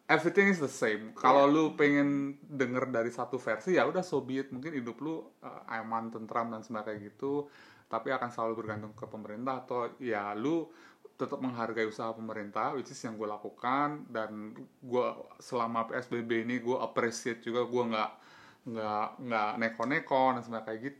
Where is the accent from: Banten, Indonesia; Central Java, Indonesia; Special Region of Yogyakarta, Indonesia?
Banten, Indonesia; kita lebih relate ke apa yang dilakukan sama DKI daripada di Banten sebagai warga Banten